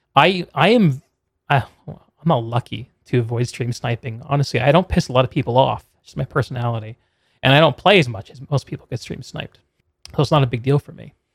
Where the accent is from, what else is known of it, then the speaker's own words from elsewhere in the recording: Connecticut, United States; moved away; I grew up in Connecticut